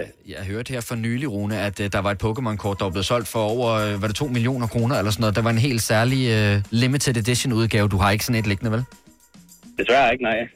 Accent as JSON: {"language": "Danish", "town": "Fjerslev", "region": "North Denmark Region", "country": "Denmark", "said": "Jeg kommer op fra Fjerslev i Nordjylland"}